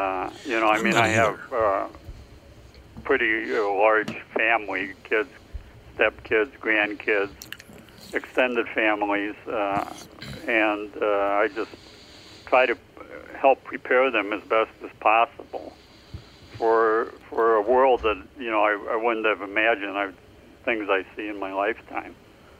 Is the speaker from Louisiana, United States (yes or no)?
no; Prairie du Chien, Wisconsin, United States; born there; Oh, yeah, yeah. I was born just downriver in Prairie du Chien.